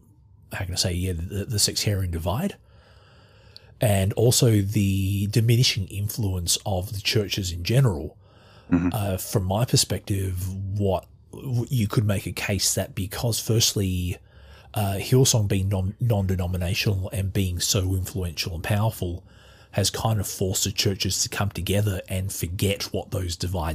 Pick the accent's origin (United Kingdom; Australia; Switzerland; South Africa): Australia; accent: Australian; as you can tell from my accent, I'm Australian.